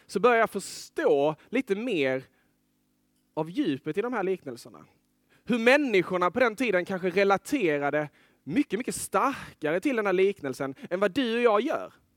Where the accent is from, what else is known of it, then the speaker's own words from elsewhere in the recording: Lerberget, Skåne, Sweden; moved away as an adult; jag är uppvuxen vid kusten, i Lerberget